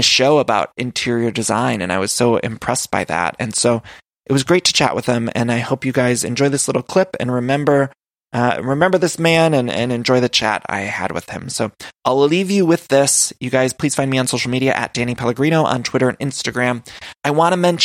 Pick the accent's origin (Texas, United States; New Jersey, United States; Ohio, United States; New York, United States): Ohio, United States; Solon; I'm from Solon, Ohio